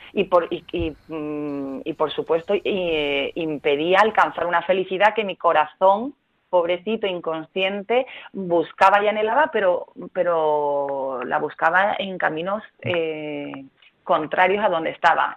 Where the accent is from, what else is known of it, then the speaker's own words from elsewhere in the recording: Málaga, Andalusia, Spain; moved away as an adult; also born or lived in Madrid; cuando me vuelvo a mi tierra, que es Málaga